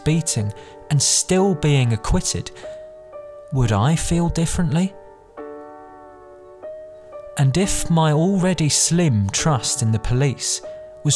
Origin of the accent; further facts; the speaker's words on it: London, United Kingdom; I was born and raised in London, not Los Angeles, not even America.